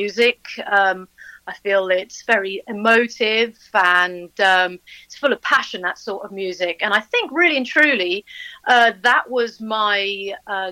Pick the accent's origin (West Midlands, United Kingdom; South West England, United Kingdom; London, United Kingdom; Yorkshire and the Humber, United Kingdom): London, United Kingdom; moved away as an adult; now in Buckinghamshire, United Kingdom; I'm a London girl originally.